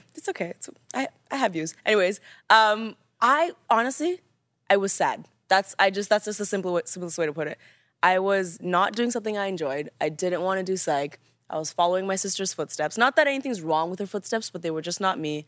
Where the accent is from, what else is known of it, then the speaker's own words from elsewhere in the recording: Canada; because I'm Canadian, a lot of my pronunciation is a little